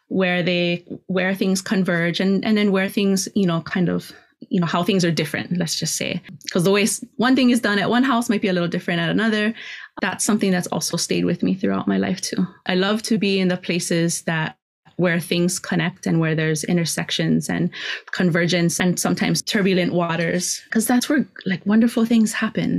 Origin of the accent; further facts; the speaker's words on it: Kona, Hawaii, United States; also born or lived in Oahu; now in Hilo, United States; I grew up in Kona and then left and came to Hilo when I was fairly young, you know, still a teenager